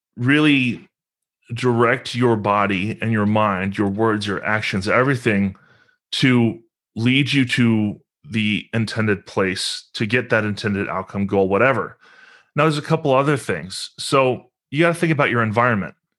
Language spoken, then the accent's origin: English; Lexington, Kentucky, United States; I'm from Lexington, Kentucky. That's where I currently reside. Um, grew up here